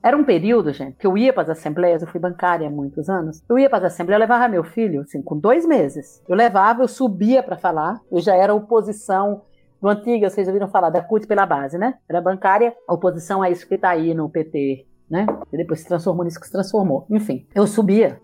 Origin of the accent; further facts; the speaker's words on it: Bahia, Brazil; moved away as an adult; also born or lived in São Paulo; Eu saí da Bahia aos 19 anos de idade para não morrer de fome, fui para São Paulo